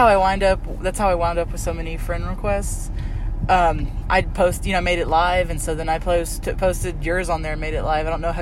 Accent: Pampa, Texas, United States; also born or lived in Florida; I was born in Florida, raised in Texas, went to high school in Pampa.

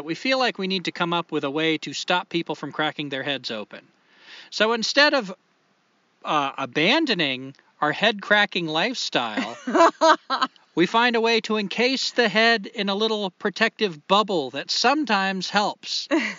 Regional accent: New Hampshire, United States; I was born in New Hampshire.

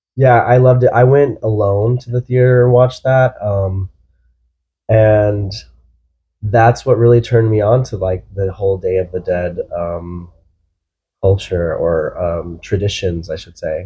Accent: Texas, United States; I'm from Texas

